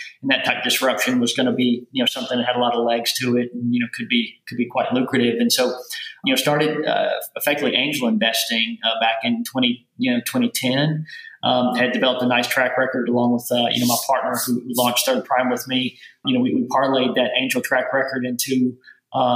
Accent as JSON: {"language": "English", "region": "rural Kentucky", "country": "United States", "tie": "born or raised there", "accent": "southern", "moved": "as an adult", "lives_now": "New York, United States", "said": "I grew up on a little farm in rural Kentucky"}